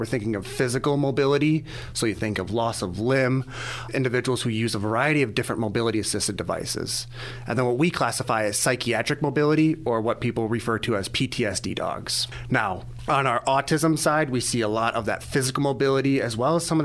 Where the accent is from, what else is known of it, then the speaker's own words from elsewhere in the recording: Wisconsin, United States; moved away as an adult; also born or lived in Iowa; now in Sedalia, United States; I was raised in Wisconsin. If you hear some of the hard accents, that's where I was raised at.